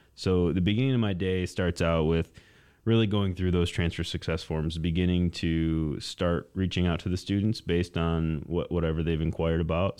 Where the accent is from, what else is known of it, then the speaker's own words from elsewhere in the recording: Mason, Michigan, United States; also born or lived in East Lansing, Michigan; I'm a Lansing native. I grew up in Mason, um, just about twenty miles south of here.